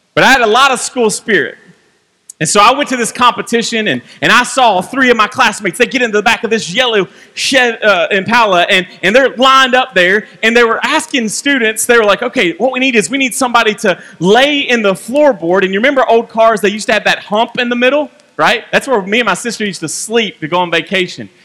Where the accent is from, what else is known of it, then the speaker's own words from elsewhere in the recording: Franklin, Kentucky, United States; also born or lived in Bowling Green, Kentucky; I grew up right down the road in Franklin, Kentucky